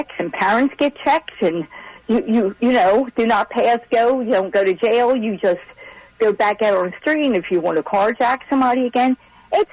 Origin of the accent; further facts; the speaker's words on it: Baltimore, Maryland, United States; I grew up in East Baltimore